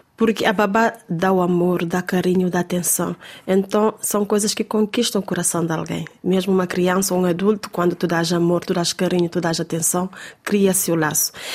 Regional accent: Cape Verde; porque estava na minha terra, com o meu povo, com a minha gente

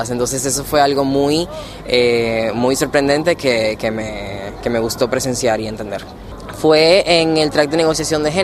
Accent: Dominican Republic; tengo 22 años y actualmente soy eh, estudiante de último año de la carrera de Derecho en mi país, República Dominicana

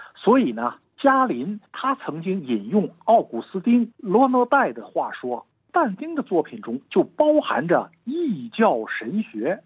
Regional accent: China; 我们中国人

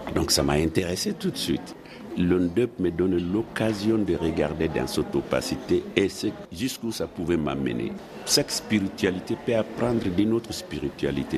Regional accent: Mali; moved away; also born or lived in France / United States; je suis sorti du Mali depuis 1971. Je suis allé d'abord en France, ensuite aux États-Unis

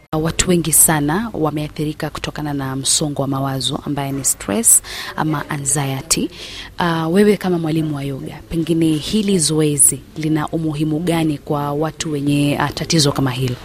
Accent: Mombasa, Mombasa County, Kenya; kutokea Mombasa

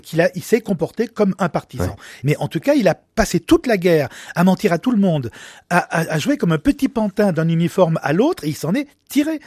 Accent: Lyon, Auvergne-Rhône-Alpes, France; nous sommes de Lyon

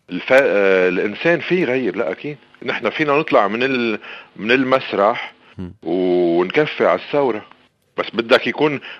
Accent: Lebanon

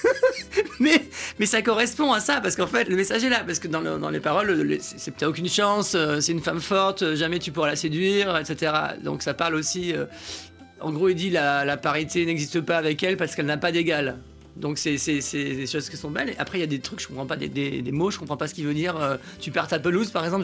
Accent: near Aix-en-Provence, Provence-Alpes-Côte d'Azur, France; moved away as an adult; also born or lived in Paris; je suis de la campagne. Hein, j'ai vécu jusqu'à l'âge de 20 ans à la campagne

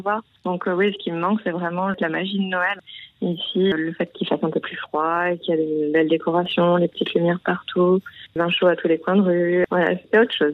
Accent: Pyrénées-Orientales, Languedoc-Roussillon, Occitania, France; now in Berlin, Germany; je viens du sud de la France, du Languedoc-Roussillon, anciennement, des Pyrénées-Orientales.

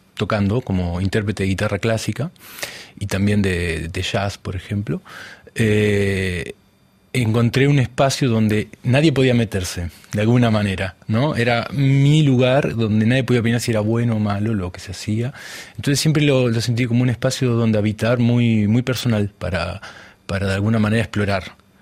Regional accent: Buenos Aires Province, Argentina; moved away as an adult; also born or lived in France; donde yo nací no era la capital de Buenos Aires, es lo que es el conurbano

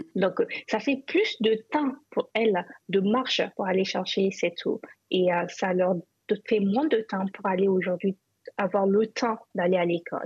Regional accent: Zinder, Zinder Region, Niger; moved away; j'ai grandi à Zinder.

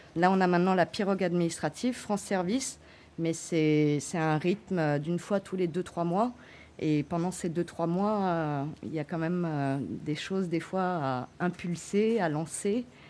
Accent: French Guiana; je suis née en Guyane

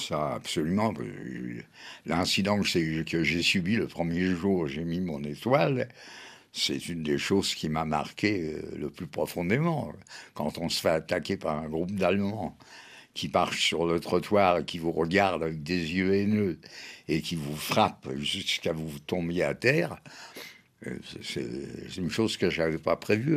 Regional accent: Paris, Île-de-France, France; elle a accouché à Paris à l'hôpital Rothschild. Donc je suis français de naissance, parisien

